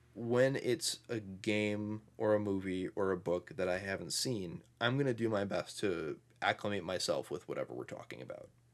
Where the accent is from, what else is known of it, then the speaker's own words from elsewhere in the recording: Midwest, United States; we're both from the Midwest